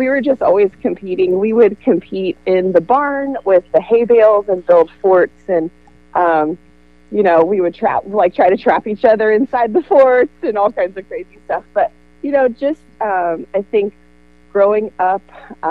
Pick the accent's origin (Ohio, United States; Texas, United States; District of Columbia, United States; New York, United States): Ohio, United States; Amanda; I'm from Amanda Clear Creek.